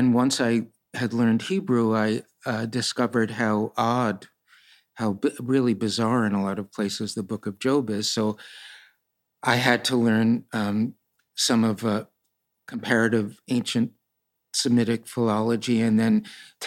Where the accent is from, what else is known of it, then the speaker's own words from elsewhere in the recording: New York City, New York, United States; I'm from Brooklyn.